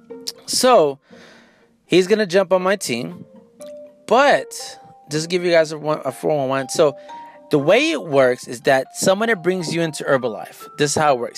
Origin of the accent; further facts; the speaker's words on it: San Antonio, Texas, United States; I'm from San Antonio.